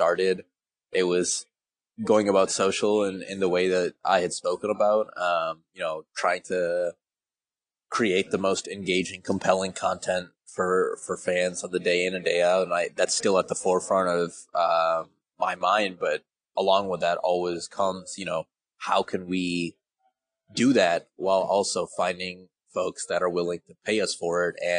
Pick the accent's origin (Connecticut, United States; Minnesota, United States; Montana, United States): Minnesota, United States; Minneapolis; moved away as an adult; also born or lived in Sacramento; coming back home and being here at the Wolves and Lynx once again. It's my hometown